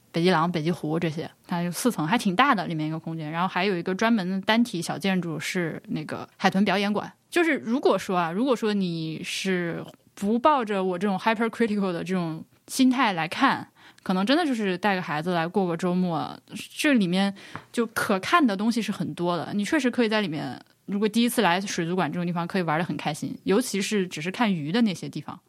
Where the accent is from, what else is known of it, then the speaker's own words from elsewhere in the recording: Laohekou, Hubei, China; 我就小时候生活在巢室的老口屋